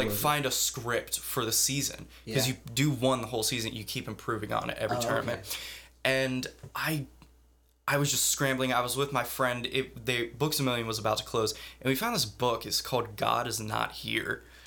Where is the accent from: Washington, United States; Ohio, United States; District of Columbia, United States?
Ohio, United States; Madison; born or raised there